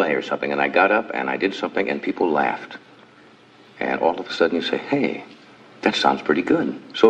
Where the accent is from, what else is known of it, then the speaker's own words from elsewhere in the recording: Midwest, United States; I grew up in the Midwest, kind of a normal, I guess what you'd call normal upbringing, you know, the part of the country.